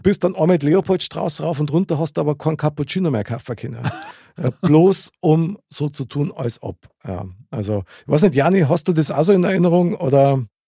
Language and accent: German; Munich, Bavaria, Germany; Ich bin ja in München geboren und aufgewachsen.